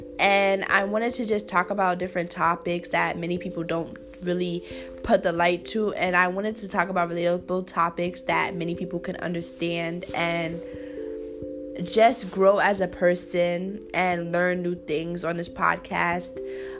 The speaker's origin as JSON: {"language": "English", "region": "New York", "country": "United States", "moved": "yes", "lives_now": "New Jersey, United States", "said": "I am 17 years old. I am from New York, but I live out here in Jersey now. I am a senior"}